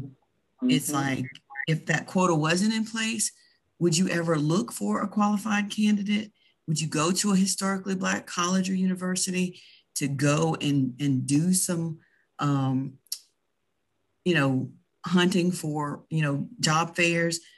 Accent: the South, United States; accent: Southern; we're all from the South

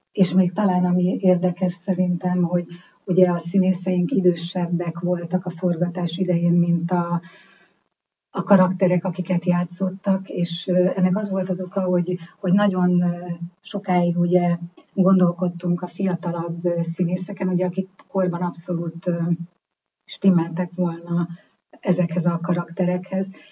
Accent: Hungary; magyarok vagyunk

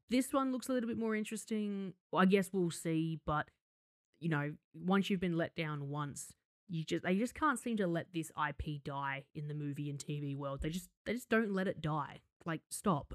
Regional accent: Australia

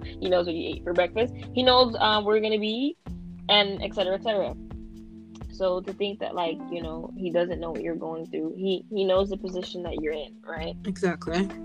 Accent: Ontario, Canada; I'm also 17, and I'm from Ontario, Canada

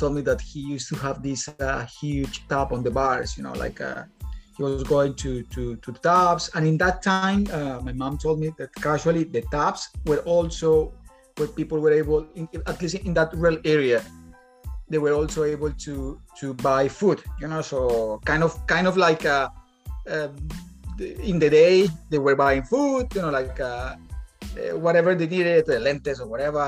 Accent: Bogota, Bogotá Capital District, Colombia; moved away as an adult; now in Dublin, Ireland; I'm from Colombia. I'm from the capital, Bogota, wild capital.

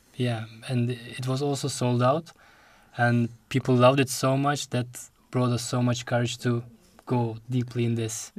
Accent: Istanbul, Turkey; moved away as an adult; also born or lived in The Hague, Netherlands; now in Rotterdam, Netherlands; my mom sent me to Turkey

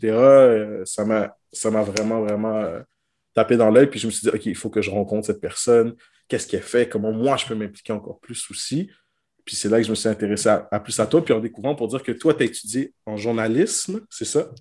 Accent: Quebec, Canada; chez nous au Québec

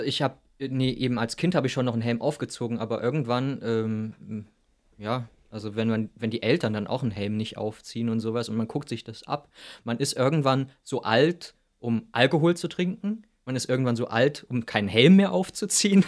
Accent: Wilhelmshaven, Lower Saxony, Germany; ich bin ja in Wilhelmshaven an der Nordsee aufgewachsen

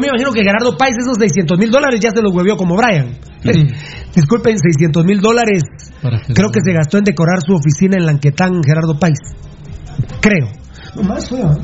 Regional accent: Sololá, Guatemala; also born or lived in Patulul; somos sololeños

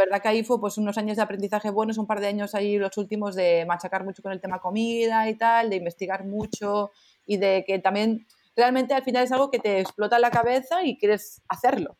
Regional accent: Barcelona, Catalonia, Spain; soy de Barcelona

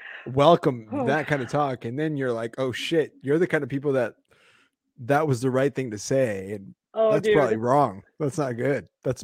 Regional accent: Bogota, Colombia; born there; Hey, I got the Colombian in me. I got that homie. I was born in South Bogota. That's the dangerous part of Bogota called Bogota.

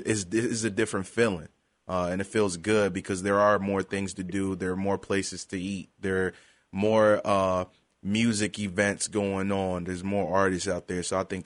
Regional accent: Ghana; also born or lived in Europe; now in United States; I was born and raised in Europe before I moved to the States. And I listened to a lot of African music because I'm a Ghanaian as well.

